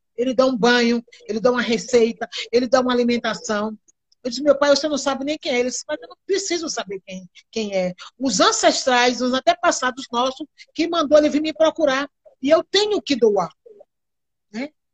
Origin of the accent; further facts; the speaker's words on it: Quilombo da Muribeca, between Madre de Deus and Candeias, Bahia, Brazil; Eu nasci no Quilombo da Muribeca, entre Madrideus e Candeias, aqui na Bahia.